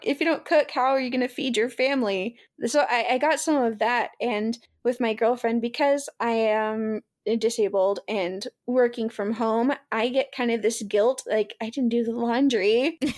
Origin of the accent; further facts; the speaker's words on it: the South, United States; I was raised in the South